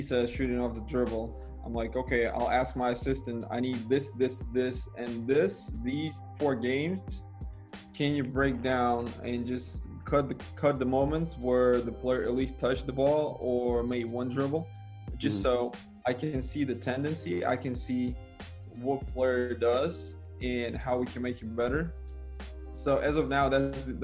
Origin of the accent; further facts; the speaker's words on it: Siberia, Russia; moved away as an adult; also born or lived in Moscow / St. Petersburg / China / Miami; Siberia, my hometown